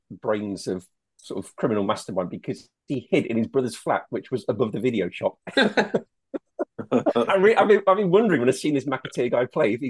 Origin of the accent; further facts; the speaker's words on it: Leicester, East Midlands, United Kingdom; when I was growing up in Leicester